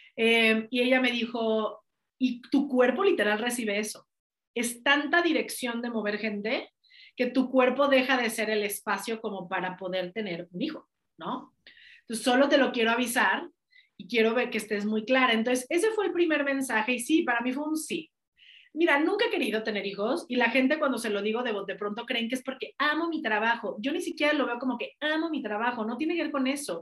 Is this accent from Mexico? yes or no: yes; Mexico; also born or lived in United States; si nací en México también es para algo. Si nací en este país es para, y, eso fue lo que me hizo regresarme de Estados Unidos para acá